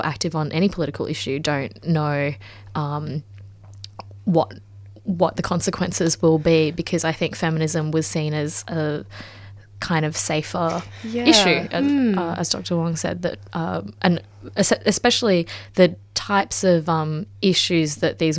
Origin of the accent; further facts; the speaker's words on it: China; I was born in China in the 80s, so my grandmother and mother, you know, grew up in earlier generations